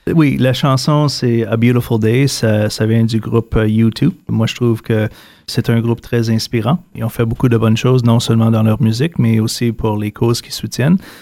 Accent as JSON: {"language": "French", "town": "Ottawa", "region": "Ontario", "country": "Canada", "also_born_or_lived": "Toronto", "said": "revenir chez moi à Ottawa"}